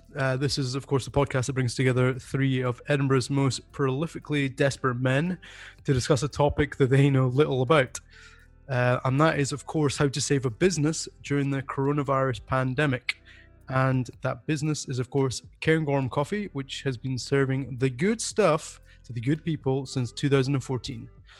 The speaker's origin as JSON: {"language": "English", "town": "Bondi Beach", "region": "New South Wales", "country": "Australia", "accent": "Australian", "said": "I'm from Bondi Beach."}